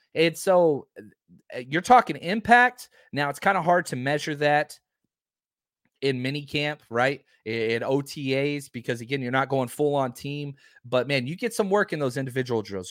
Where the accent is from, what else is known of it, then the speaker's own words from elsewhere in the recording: Dallas, Texas, United States; I'm from Dallas-Fort Worth.